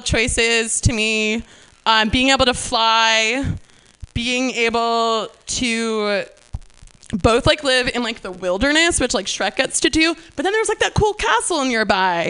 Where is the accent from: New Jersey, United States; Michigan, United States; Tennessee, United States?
New Jersey, United States; moved away; I'm from New Jersey, and that happens a lot. We don't really have that out here because we don't really have weather, but so growing up in New Jersey in the summers